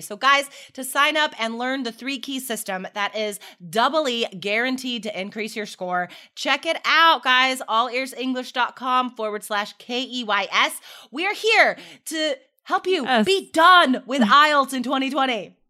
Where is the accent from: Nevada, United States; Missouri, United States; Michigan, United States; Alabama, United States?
Nevada, United States; Carson City; now in Portland, United States; I grew up, I grew up in Carson City, Nevada